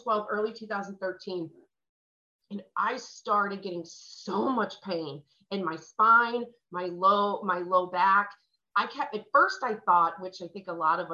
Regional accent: St. Louis, Missouri, United States; moved away as an adult; also born or lived in Los Angeles, California / Phoenix, Arizona; I'm from St. Louis

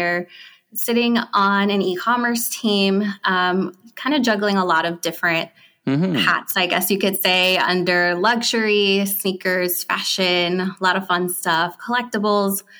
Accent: New Jersey, United States; I'm actually from Jersey.

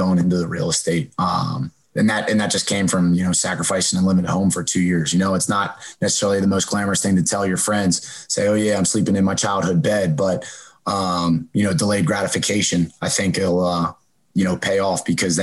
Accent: Downingtown, Pennsylvania, United States; moved away as an adult; where I'm from Downingtown, Pennsylvania, right where Corey's from. So we grew up together

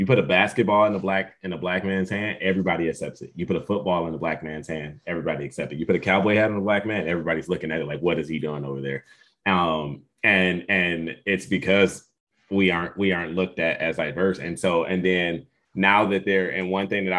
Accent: Detroit, Michigan, United States; now in Texas, United States; I grew up in Detroit City. So I grew up in the most dangerous city within America

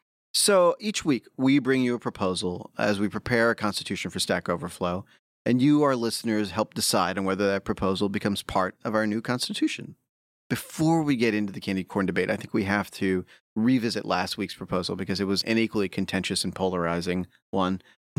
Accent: Pennsylvania, United States; And I grew up near Hershey, and it was a very big point of pride that E.T. chose Reese's Pieces.

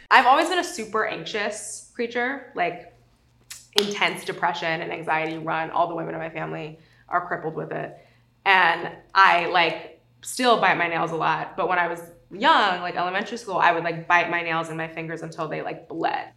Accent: South Lake Tahoe, California, United States; I grew up in South Lake Tahoe, overwhelmingly white, overwhelmingly conservative

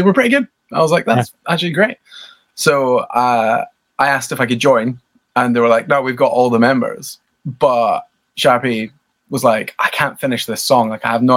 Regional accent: Scotland, United Kingdom; from a little town like 40 miles out. Yeah. So it's tiny. It's famous for golf of all things

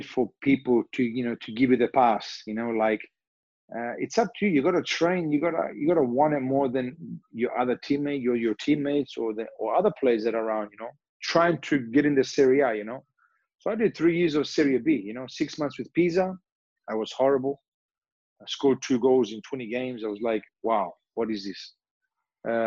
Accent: Australia; moved away; also born or lived in Turin, Italy; I grew up in Australia

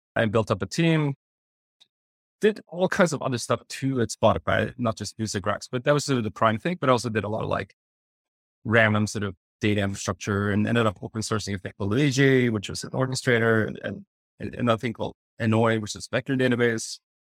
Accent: Sweden; moved away as an adult; also born or lived in Stockholm / Berlin; now in New York, United States; I, I grew up in Sweden

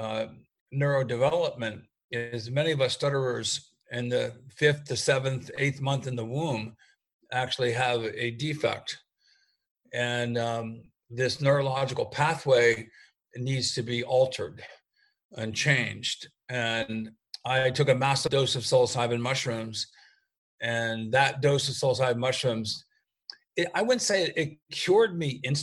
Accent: United States; I'm an American mycologist

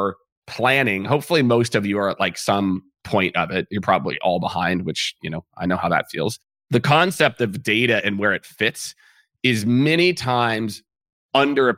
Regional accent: Kansas City, United States; now in Texas, United States; I'm from Kansas City

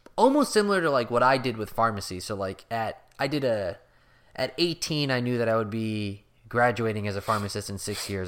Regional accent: United States; I'm an American

